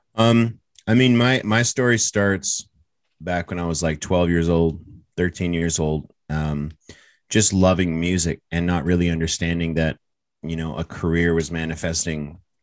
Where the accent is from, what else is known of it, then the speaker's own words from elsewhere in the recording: Toronto, Ontario, Canada; I'm proud to be from Toronto